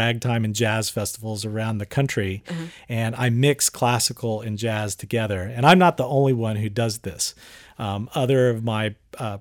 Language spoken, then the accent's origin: English; Houston, Texas, United States; also born or lived in New York; I grew up here in Houston